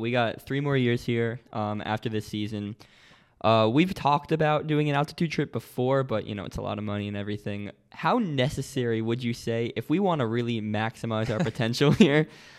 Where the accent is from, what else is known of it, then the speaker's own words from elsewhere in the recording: United States; Because I grew up right around that area. I'm from the New York City area. I'm not from New York City.